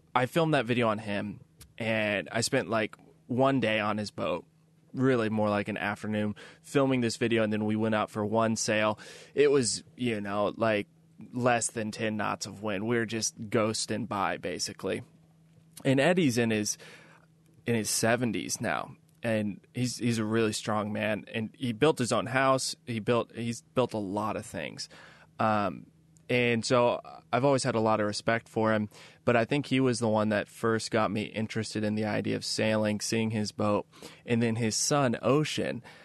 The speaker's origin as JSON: {"language": "English", "town": "Kansas City", "country": "United States", "tie": "born or raised there", "also_born_or_lived": "New York City", "moved": "as an adult", "said": "I grew up in Kansas City"}